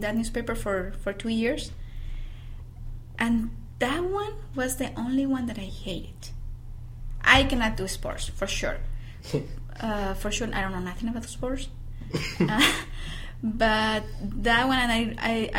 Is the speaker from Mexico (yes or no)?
yes; Yuriria, Guanajuato, Mexico; accent: Mexican; English is a second language; moved away as an adult; also born or lived in León, Guanajuato; I'm from Yuriria, Guanajuato